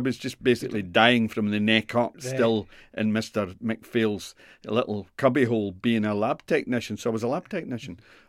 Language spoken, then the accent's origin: English; Glenrothes, Scotland, United Kingdom; I would bomb my hometown, sir. I would strafe Glenrothes and bomb it.